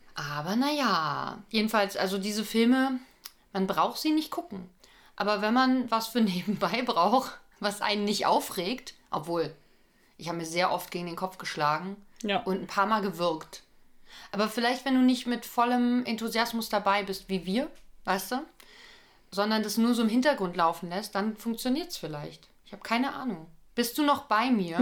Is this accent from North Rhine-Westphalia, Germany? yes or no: no; Berlin, Germany; Ich bin doch aus Berlin